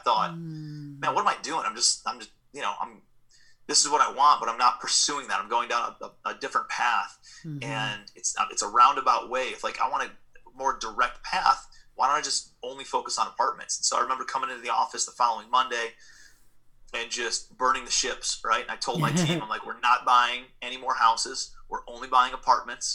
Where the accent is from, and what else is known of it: Cleveland, Ohio, United States; moved away as an adult; also born or lived in New York City